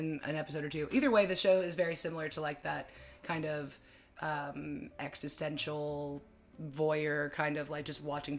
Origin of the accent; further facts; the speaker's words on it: High Point, North Carolina, United States; I am from High Point originally